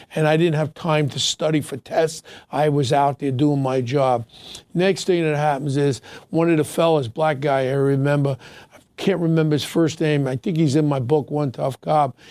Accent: New York City, New York, United States; Ronnie and I grew up together in Ozone Park.

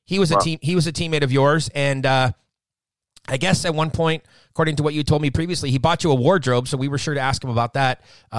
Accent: Southern California, United States; I'm born and raised in Southern California, the better half of the state.

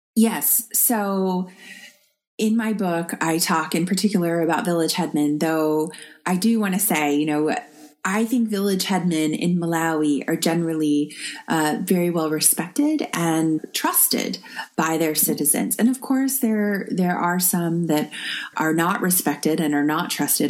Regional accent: United States; as an American living under the Trump administration

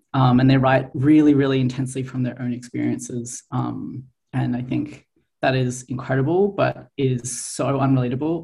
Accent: Australia; moved away as an adult; now in Montreal, Canada; I grew up in Australia

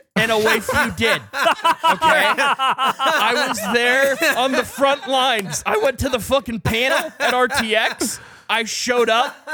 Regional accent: Canada; as a Canadian

